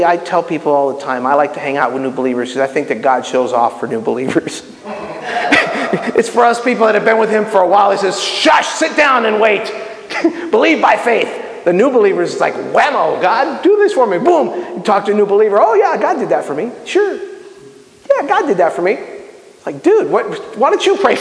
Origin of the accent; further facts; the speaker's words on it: Miami, Florida, United States; I'm Cuban, okay? I mean, you guys know that, right? And I grew up in Miami